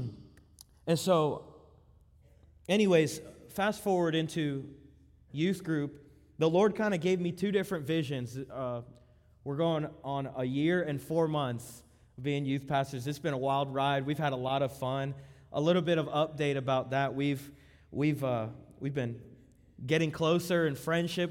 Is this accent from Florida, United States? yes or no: yes; Miami, Florida, United States; also born or lived in Lakeland, Florida; we were born and raised in Miami. Miami, around that area, nine five four area code, Broward County.